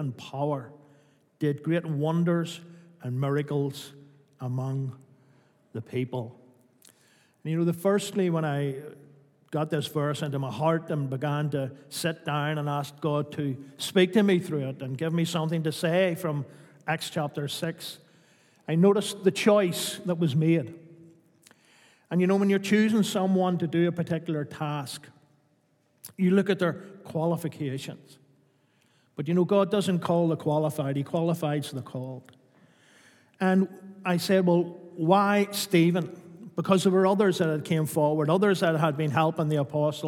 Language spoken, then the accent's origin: English; Newtownards Road, Northern Ireland, United Kingdom; I grew up in the Newton Hodge Road